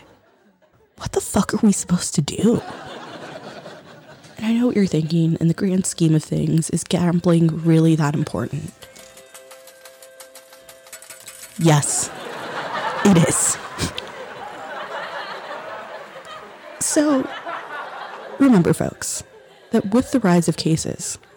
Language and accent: English; United States; as an American